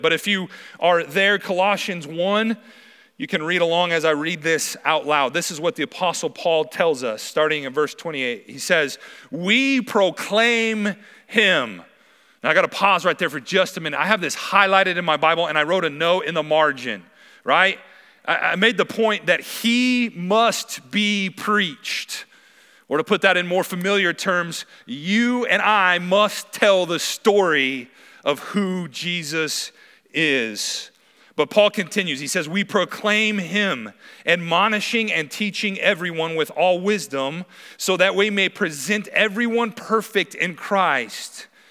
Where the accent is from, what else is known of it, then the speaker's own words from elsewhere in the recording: Wyoming, United States; moved away as an adult; now in Helena, United States; I'm originally from Wyoming